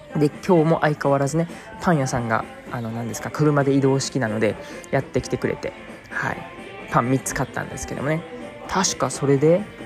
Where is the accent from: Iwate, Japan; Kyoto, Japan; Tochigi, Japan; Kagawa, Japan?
Kyoto, Japan; 出身は京都というふうに 言ってますん